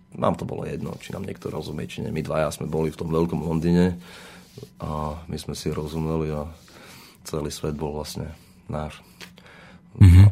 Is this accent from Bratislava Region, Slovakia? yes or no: no; Zemplínske Hradište, Košice Region, Slovakia; also born or lived in London; som zo Zemplinského hradišťa, ponášam z Hardišť